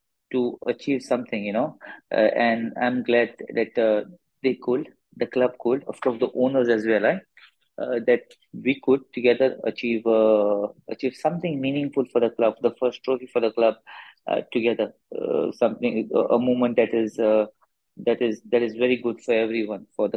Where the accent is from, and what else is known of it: Goa, India; moved away as an adult; now in Odisha, India